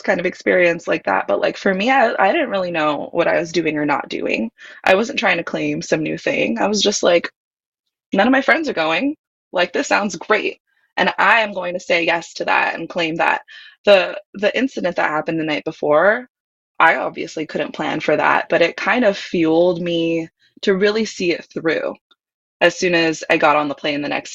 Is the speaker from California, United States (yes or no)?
no; Hawaii, United States; I grew up in Hawaii